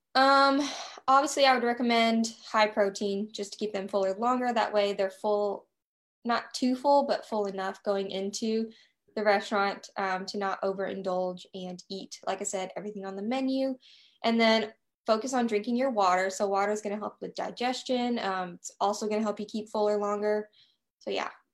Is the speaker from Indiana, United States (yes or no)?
no; Nashville, Tennessee, United States; I am from Nashville, Tennessee. I live here with my fiance and two dogs.